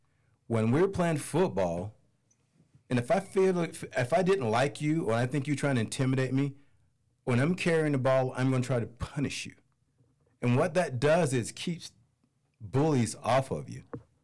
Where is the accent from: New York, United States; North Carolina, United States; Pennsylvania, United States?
North Carolina, United States; Goldsboro; Goldsboro, North Carolina.